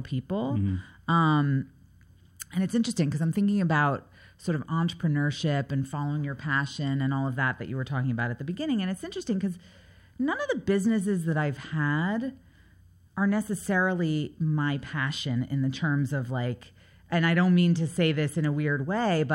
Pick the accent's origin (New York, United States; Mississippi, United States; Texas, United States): New York, United States; New York City; also born or lived in Windsor Terrace, Brooklyn; I grew up in New York City, in Manhattan, on the Upper West Side, on 83rd and West End